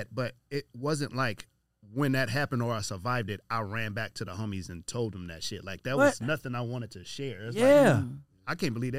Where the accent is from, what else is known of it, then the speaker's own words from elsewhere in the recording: Compton, California, United States; Growing up in Compton